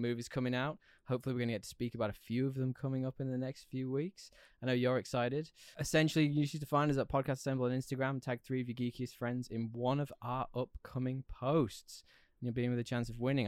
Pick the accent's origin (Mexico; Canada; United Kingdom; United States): United Kingdom; I'm British.